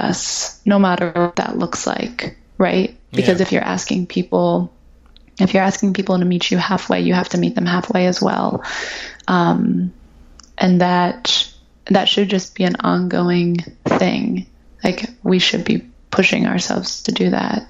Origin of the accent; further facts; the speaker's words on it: Ohio, United States; I'm from Ohio. My dad's from Singapore